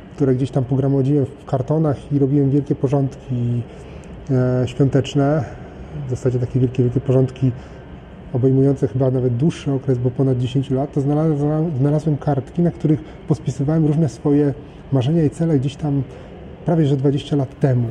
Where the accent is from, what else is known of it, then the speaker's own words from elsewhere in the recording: Poland; urodziłem się w, we właściwym kraju, urodziłem się we właściwym czasie